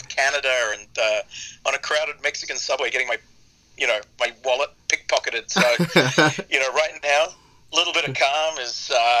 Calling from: Australia; Right now, I've just got back to Australia after running around, God, I think about four continents in the last 5 months.

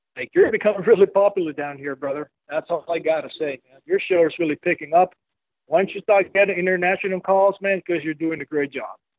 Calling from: Medellín, Antioquia, Colombia; I'm calling from Medellin, Colombia, down here in South America.

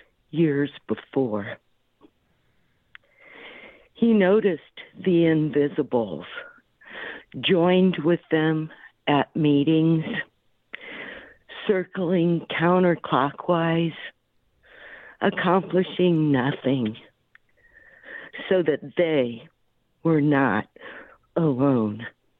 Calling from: Florida, United States; I'm calling from Florida.

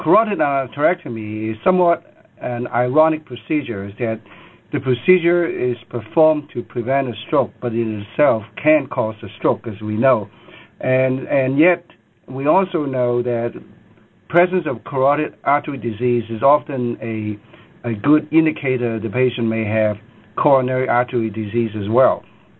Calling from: Seattle, Washington, United States; Yeah, it's … calling from Seattle.

